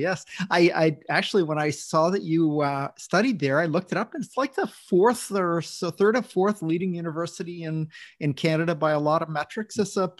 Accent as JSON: {"language": "English", "region": "Maine", "country": "United States", "tie": "born or raised there", "moved": "yes", "said": "I grew up in Maine"}